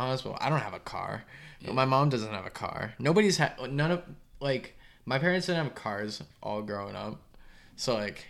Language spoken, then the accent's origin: English; Sanford, Maine, United States; also born or lived in North Carolina; Technically, I wasn't born in Sanford. I was born in North Carolina, but I lived in Sanford from 10 to 24, so I feel like that's a pretty decent amount of time. 10 to 20. 25. I'm 25.